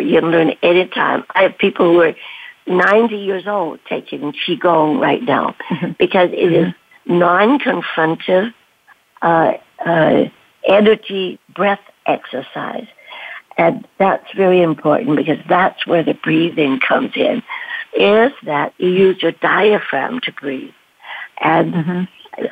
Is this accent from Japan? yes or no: no; Canada; also born or lived in Canton, China; grow up in Canada